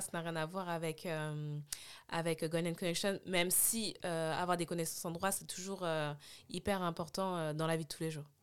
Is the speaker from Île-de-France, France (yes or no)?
yes; Puteaux, Île-de-France, France; J'ai grandi à Puto